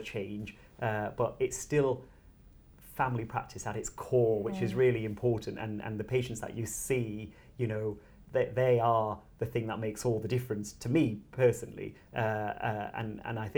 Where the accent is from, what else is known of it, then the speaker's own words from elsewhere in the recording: Bradford, Yorkshire and the Humber, United Kingdom; I was born in Bradford, which sometimes gets a bad press